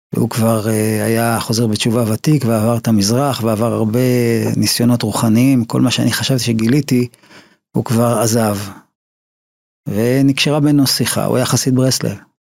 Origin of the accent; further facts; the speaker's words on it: Ramat Gan, Tel Aviv District, Israel; also born or lived in Haifa; למדתי בבתי ספר אה, תיכוניים כמו בליך, רמת חן, רמת גן, גבעתיים